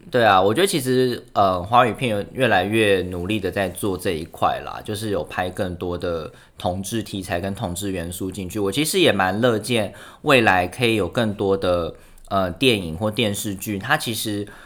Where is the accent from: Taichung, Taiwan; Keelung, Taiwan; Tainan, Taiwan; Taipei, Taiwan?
Taipei, Taiwan; 我家，老家就住在师大附中的对面